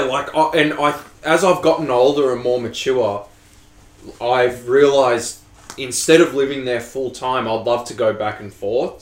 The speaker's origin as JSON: {"language": "English", "country": "Australia", "said": "I'm Australian."}